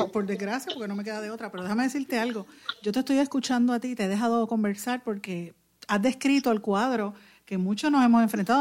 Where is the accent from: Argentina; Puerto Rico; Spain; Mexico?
Puerto Rico; como mamá y como, como puertorriqueña